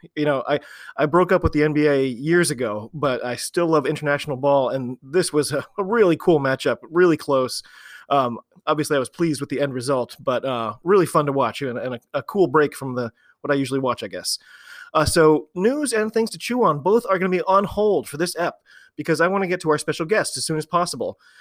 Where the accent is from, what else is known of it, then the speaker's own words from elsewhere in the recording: United States; I'm an American rugby fan who follows rugby all over the globe.